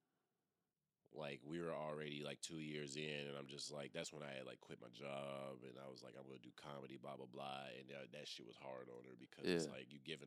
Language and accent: English; Chicago, Illinois, United States; moved away; I'm from Chicago